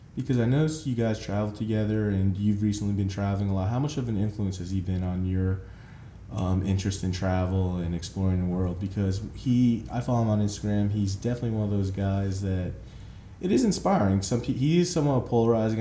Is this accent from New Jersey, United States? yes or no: yes; New Jersey, United States; I grew up in New Jersey